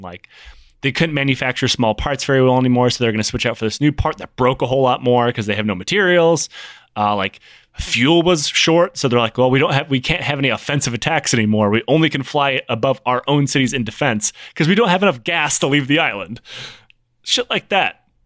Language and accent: English; United States; as an American